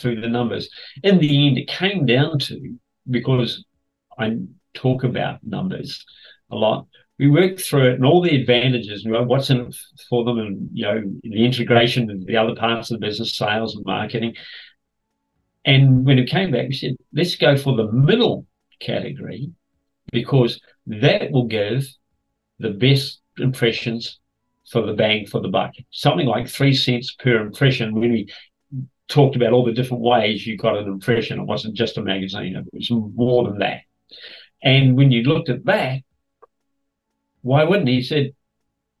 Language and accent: English; New Zealand; moved away as an adult; also born or lived in Queensland, Australia; now in Sydney, Australia; I come from Kiwi land and proud of it.